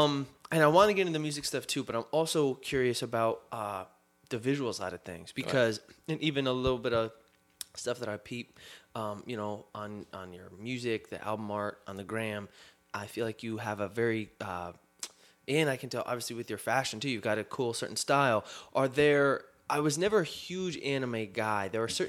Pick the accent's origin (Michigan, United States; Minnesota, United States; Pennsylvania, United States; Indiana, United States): Pennsylvania, United States; Collingdale; We're growing up in Collingdale.